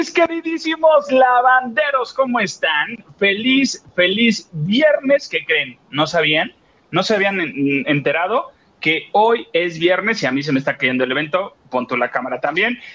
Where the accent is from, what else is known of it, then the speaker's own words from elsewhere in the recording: Acapulco, Guerrero, Mexico; now in Mexico City, Mexico; van a ir a mi pueblo, van para Acapulco